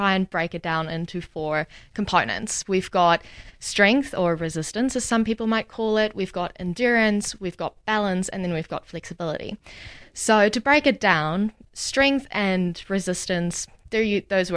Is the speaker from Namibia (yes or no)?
yes; Namibia; moved away as an adult; now in Dunedin, New Zealand; I am from Namibia. So very new to New Zealand. Moved here about 3 years ago